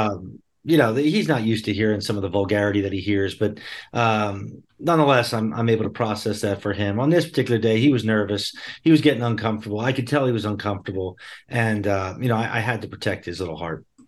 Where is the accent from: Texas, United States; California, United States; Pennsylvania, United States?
Pennsylvania, United States; Bucks County; I grew up in southeastern Pennsylvania, uh, in Bucks County, P A, just outside of Philadelphia